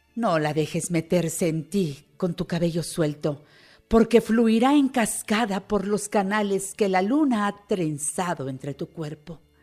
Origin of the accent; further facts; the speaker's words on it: Mexico; los que somos mexicanos